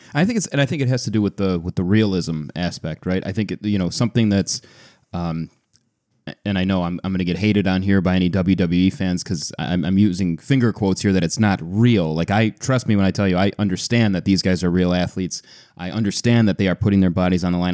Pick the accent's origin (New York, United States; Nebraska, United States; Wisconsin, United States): New York, United States; Buffalo; my hometown Buffalo Sabres